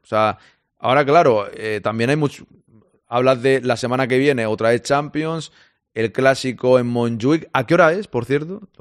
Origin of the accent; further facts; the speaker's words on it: Catalonia, Spain; Yo soy catalán